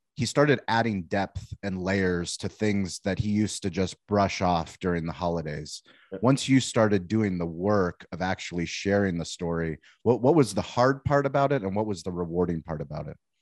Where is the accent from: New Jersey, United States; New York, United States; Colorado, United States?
Colorado, United States; Denver; also born or lived in Boulder, Colorado; I was born actually in Denver.